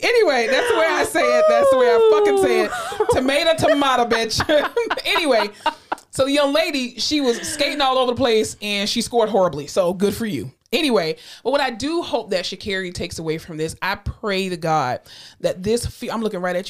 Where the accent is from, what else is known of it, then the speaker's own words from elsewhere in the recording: South Florida, United States; I'm from South Florida. Okay, I went to like Hewitt High School